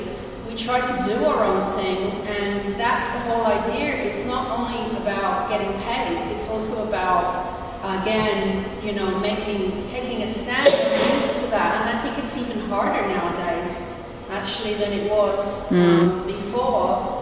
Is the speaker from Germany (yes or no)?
no; Montreal, Quebec, Canada; I mean, even today, I'm from Montreal. I've been living there for so many years.